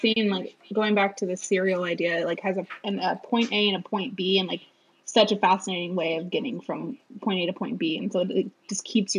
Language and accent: English; Florida, United States; I grew up in Florida